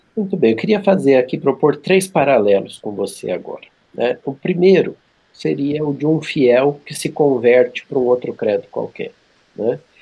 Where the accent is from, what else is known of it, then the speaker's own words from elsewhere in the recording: interior of São Paulo, Brazil; as ruas lá da cidade onde eu nasci, no interior de São Paulo